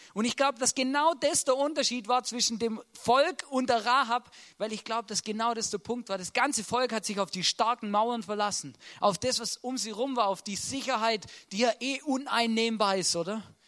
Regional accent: Swabia, Baden-Württemberg, Germany; moved away as an adult; now in Austria; Ich wollte eigentlich beim, beim Daimler schaffen, einen Mercedes fahren und ein Haus bauen, oder? Das wäre typisch schwäbisch

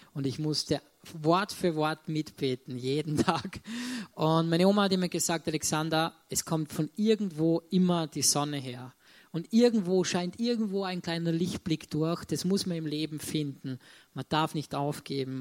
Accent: Salzburg, Austria; ich komme aus Salzburg, bin dort auch geboren wir wohnen in Salzburg-Land

